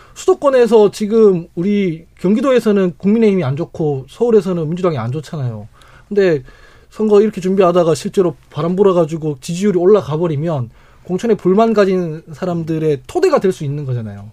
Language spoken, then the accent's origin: Korean; Daegu, South Korea; 제가 대구 출신이라서